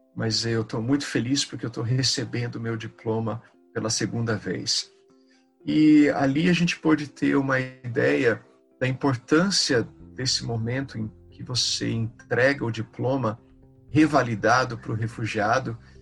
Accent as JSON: {"language": "Portuguese", "country": "Brazil", "first_language": "Portuguese", "said": "a gente, como voluntário, como brasileiro, a gente cresce"}